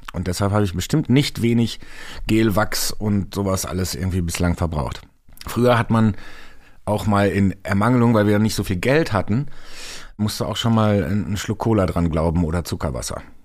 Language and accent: German; North Rhine-Westphalia, Germany; now in Hamburg, Germany; ein Stück Herz von mir bleibt auch immer in meiner alten Heimat Nordrhein-Westfalen